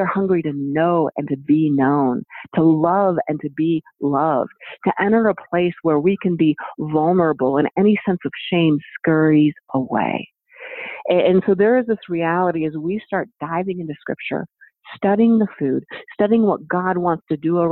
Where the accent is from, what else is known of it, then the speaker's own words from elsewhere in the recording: United States; as an American